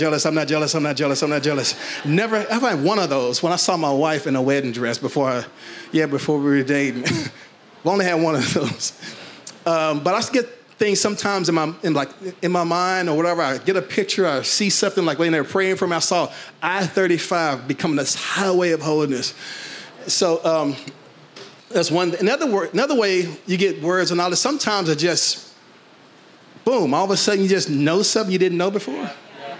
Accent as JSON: {"language": "English", "town": "Fort Worth", "region": "Texas", "country": "United States", "tie": "born or raised there", "said": "I grew up in Fort Worth."}